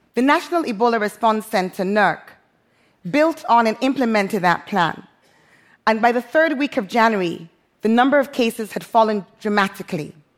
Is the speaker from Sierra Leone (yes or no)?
yes; Freetown, Western Area, Sierra Leone; moved away as an adult; also born or lived in London; now in Freetown, Sierra Leone; my hometown, Freetown, Sierra Leone